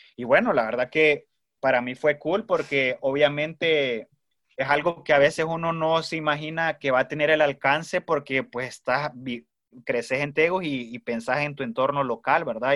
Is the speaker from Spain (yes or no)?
no; Tegucigalpa, Francisco Morazán, Honduras; also born or lived in Mexico City, Mexico; me quedé viviendo un par de años allá, y regresé en el año 2016 a Tegus